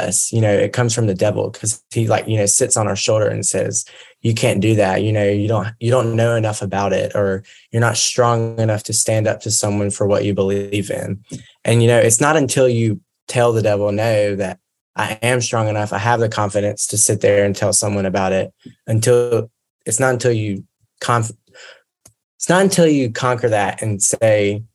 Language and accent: English; Mississippi, United States; I'm from Mississippi